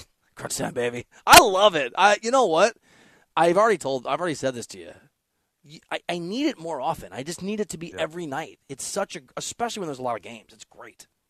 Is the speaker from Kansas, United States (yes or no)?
no; Northeast Iowa, United States; I'm from that part of the country. I'm from Northeast Iowa